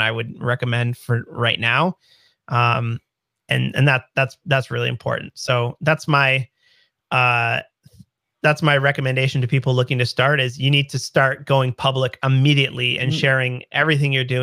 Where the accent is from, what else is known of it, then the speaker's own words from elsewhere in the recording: Canada; I'm Canadian